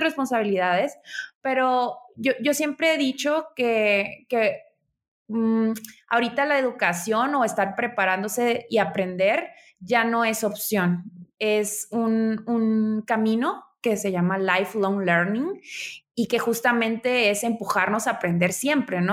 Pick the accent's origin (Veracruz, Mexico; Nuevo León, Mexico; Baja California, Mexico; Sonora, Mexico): Baja California, Mexico; Tijuana; moved away; also born or lived in Mexico City; soy originaria de Tijuana